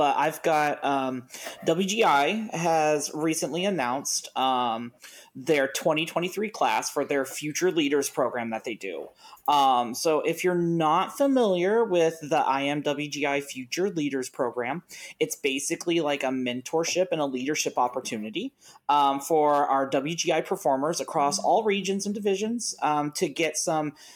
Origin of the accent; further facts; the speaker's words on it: Ohio, United States; also born or lived in Indiana; I'm from Ohio